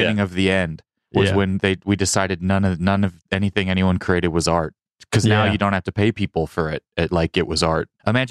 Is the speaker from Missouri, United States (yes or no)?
yes; Kansas City, Missouri, United States; now in Los Angeles, United States; I'm from Kansas City. They don't even have a team.